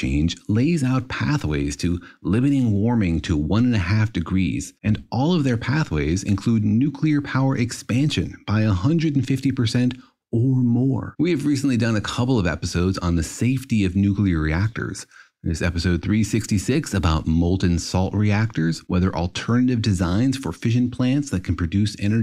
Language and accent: English; Los Alamos, New Mexico, United States; moved away; also born or lived in Irvine, California; I grew up in Los Alamos, New Mexico